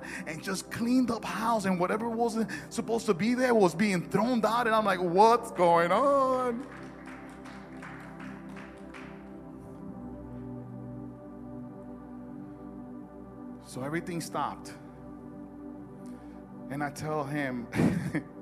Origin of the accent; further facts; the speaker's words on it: Newark, New Jersey, United States; I'm from Newark